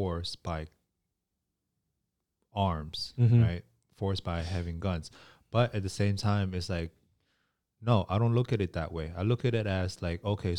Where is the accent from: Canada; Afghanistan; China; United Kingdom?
China; moved away; both me and you, we're from China.